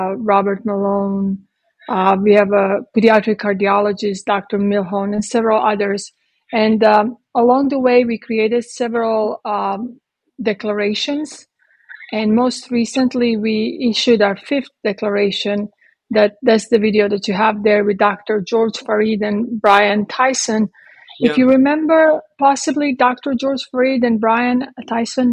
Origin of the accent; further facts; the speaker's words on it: Croatia; moved away as an adult; also born or lived in Italy / London; now in Texas, United States; I was born in Croatia when it was Yugoslavia. I lived there until I was 18.